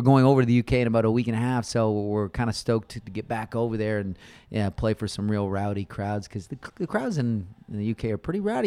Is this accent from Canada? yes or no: yes; Toronto, Ontario, Canada; moved away as an adult; now in Austin, United States; we grew up in Toronto